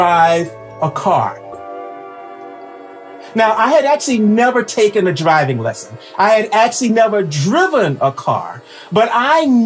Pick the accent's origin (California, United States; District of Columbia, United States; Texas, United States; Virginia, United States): Texas, United States; Houston; now in Boston, United States; I grew up in Houston, Texas